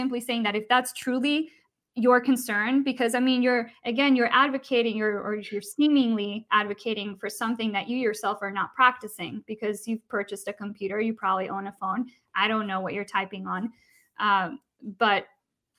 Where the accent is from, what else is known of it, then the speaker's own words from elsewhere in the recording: Costa Rica; I'm from Costa Rica